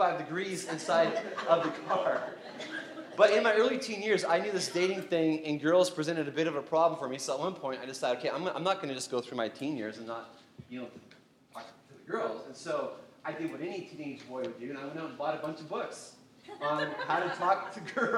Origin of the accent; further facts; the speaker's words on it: Canada; growing up in Canada